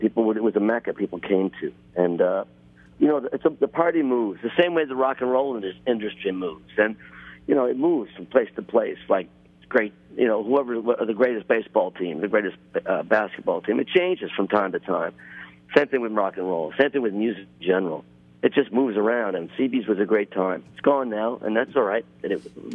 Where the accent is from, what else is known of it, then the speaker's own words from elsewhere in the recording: Buffalo, New York, United States; moved away; I grew up in Buffalo